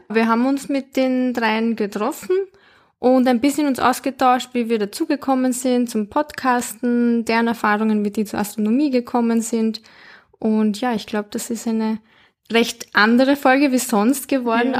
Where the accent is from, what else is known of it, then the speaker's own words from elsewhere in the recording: Linz, Upper Austria, Austria; Ich bin nämlich in Linz aufgewachsen